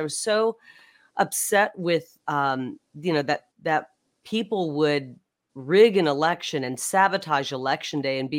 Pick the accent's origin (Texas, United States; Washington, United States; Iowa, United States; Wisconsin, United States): Iowa, United States; since I was born in Iowa, raised in Iowa and came out here